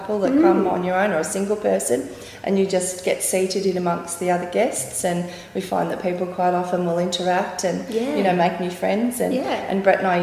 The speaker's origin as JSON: {"language": "English", "town": "Deniliquin", "region": "New South Wales", "country": "Australia", "moved": "yes", "lives_now": "Beechworth, Australia", "said": "we're originally from Deniliquin"}